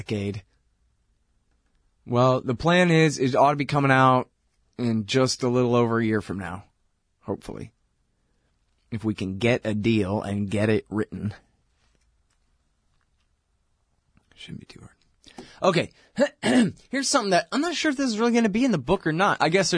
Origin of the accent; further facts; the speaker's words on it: Texas, United States; I'm a Texan.